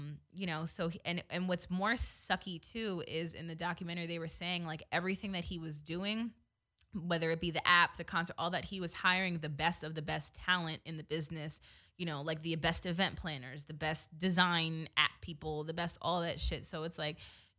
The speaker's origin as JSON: {"language": "English", "region": "New Jersey", "country": "United States", "said": "I'm from Jersey"}